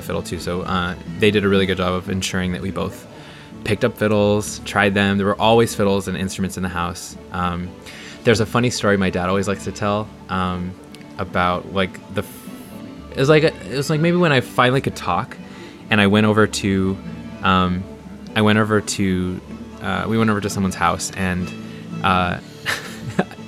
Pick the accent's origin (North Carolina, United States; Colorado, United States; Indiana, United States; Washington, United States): Washington, United States; Centralia; I grew up in Washington State, in a town called Centralia